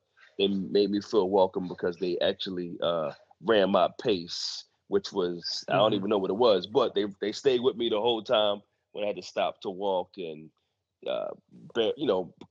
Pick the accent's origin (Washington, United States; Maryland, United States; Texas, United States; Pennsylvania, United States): Pennsylvania, United States; Philadelphia; I'm from Philly.